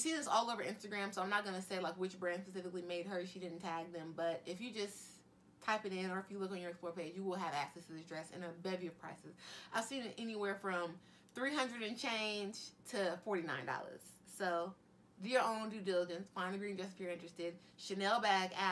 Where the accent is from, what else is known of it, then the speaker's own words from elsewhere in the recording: United States; as an American